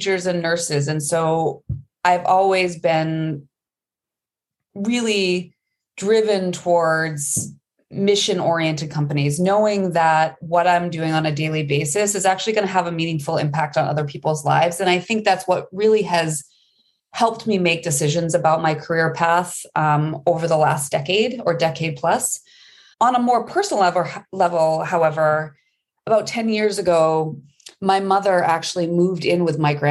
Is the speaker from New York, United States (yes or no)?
no; Maine, United States; I am from Maine. I'm a tried and true Mainer and went to undergrad in Maine